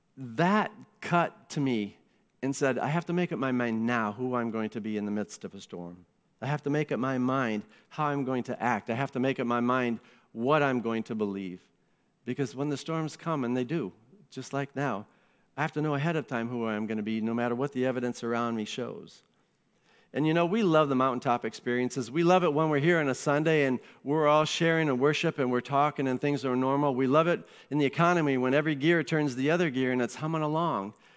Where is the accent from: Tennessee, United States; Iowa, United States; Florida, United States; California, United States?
Iowa, United States; moved away; I grew up in Iowa, and when you're a teenager in Iowa